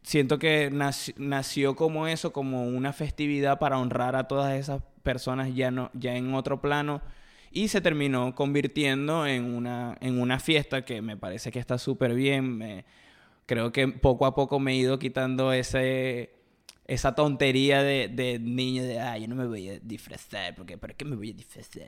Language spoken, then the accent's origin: Spanish; eastern shore of Lake Maracaibo, Zulia, Venezuela; moved away; de donde soy yo, de, bueno, de la costa oriental del lago